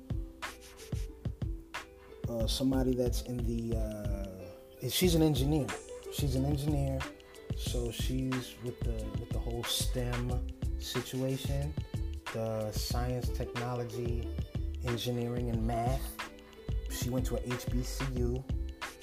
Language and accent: English; New Rochelle, New York, United States; I'm really from New Rochelle